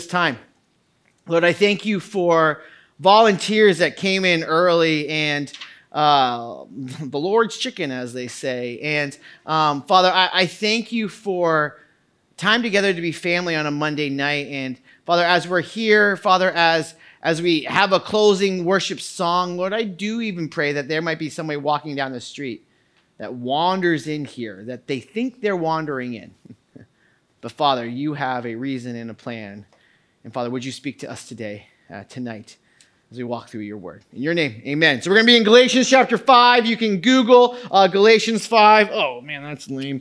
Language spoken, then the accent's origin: English; United States; I am an American